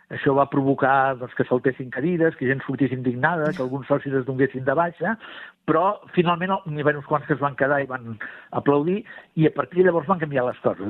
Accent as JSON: {"language": "Catalan", "town": "Barcelona", "region": "Catalonia", "country": "Spain", "said": "era del meu barri, de Sant Andreu de, de Palomar"}